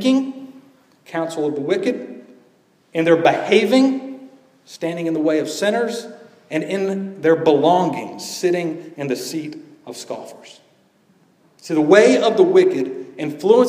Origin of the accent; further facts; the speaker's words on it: Georgia, United States; growing up in Georgia as a young boy who loved basketball